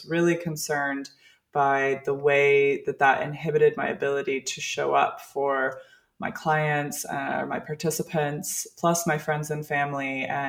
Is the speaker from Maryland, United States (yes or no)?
no; Colorado, United States; moved away as an adult; also born or lived in California / Central America; I'm originally from Colorado.